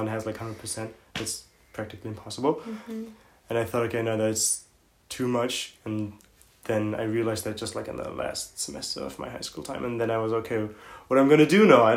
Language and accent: English; Hamburg, Germany; moved away as an adult; I'm from Hamburg in Germany, where I was born and raised.